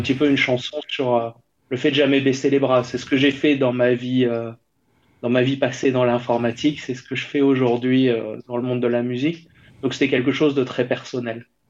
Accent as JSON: {"language": "French", "country": "France", "said": "je suis français"}